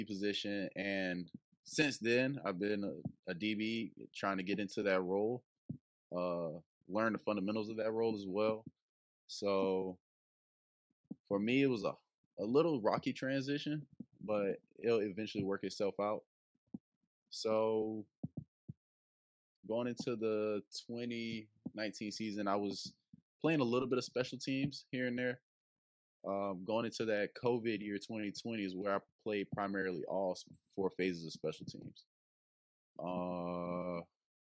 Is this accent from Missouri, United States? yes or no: no; Kingstree, South Carolina, United States; also born or lived in Greeleyville, South Carolina; I am from King Street, South Carolina. I am alumni of C. Murray High School, located in Greeleyville, South Carolina. Winsburg County is a small county near Charleston, the Monk's Corner area. That's where I basically grew up my whole life, in a small rural town